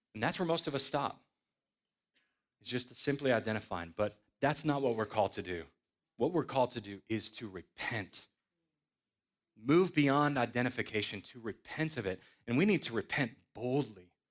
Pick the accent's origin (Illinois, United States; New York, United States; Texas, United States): Illinois, United States; Sandwich; moved away as an adult; also born or lived in Louisville, Kentucky; I was born in Sandwich, Illinois in nineteen eighty-seven to godly parents.